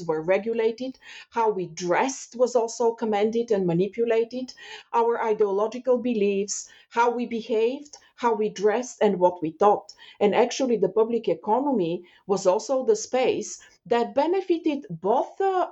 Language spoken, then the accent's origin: English; Bulgaria; moved away as an adult; now in Canada; I left Bulgaria when I was 26, 27 years old. But while growing up in Bulgaria